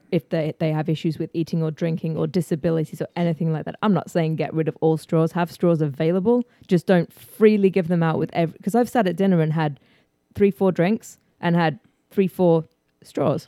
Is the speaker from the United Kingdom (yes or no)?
yes; England, United Kingdom; moved away as an adult; also born or lived in New York / Houston, Texas; now in United States; I was born in England.